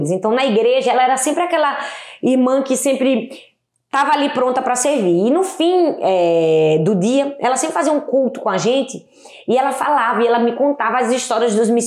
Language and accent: Portuguese; Recife, Pernambuco, Brazil; accent: nordestino; De Recife. De Recife. É, meu sotaque é bem nordestino.